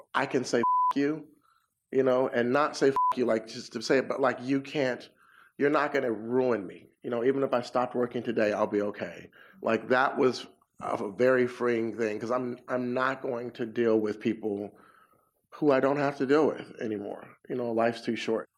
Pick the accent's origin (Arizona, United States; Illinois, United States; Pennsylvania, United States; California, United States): California, United States; Inglewood; I'm from Inglewood. Inglewood. It's a you know a black suburb